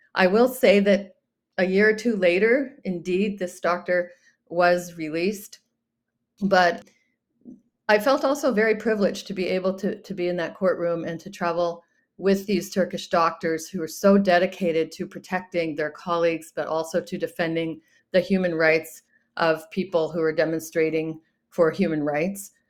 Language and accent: English; United States; as an American